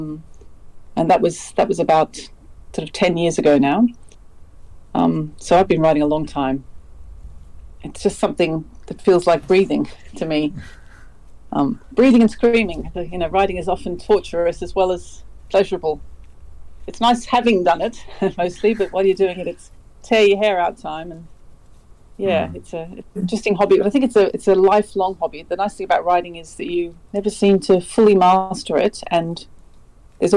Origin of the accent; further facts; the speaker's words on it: Sydney, New South Wales, Australia; moved away as an adult; also born or lived in London; I'm an Aussie, and I was born in Sydney, but I have lived in London for 7 years in the past. And now I'm back here